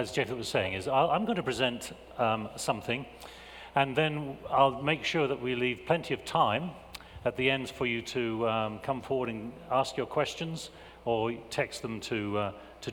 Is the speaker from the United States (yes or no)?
no; England, United Kingdom; I'm an Englishman. And as an Englishman, I have been raised in a culture that prizes understatement